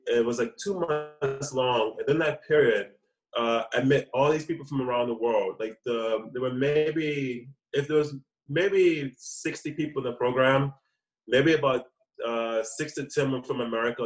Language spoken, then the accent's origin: English; New Orleans, Louisiana, United States; moved away as an adult; also born or lived in Atlanta, Georgia, United States / New York, United States / South Korea; now in Taiwan; my hometown, New Orleans